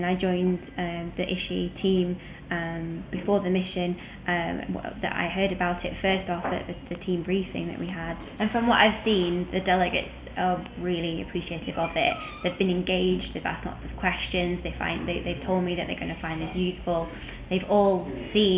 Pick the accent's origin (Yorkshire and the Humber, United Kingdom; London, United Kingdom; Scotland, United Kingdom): Yorkshire and the Humber, United Kingdom; Sheffield; I'm from Sheffield in England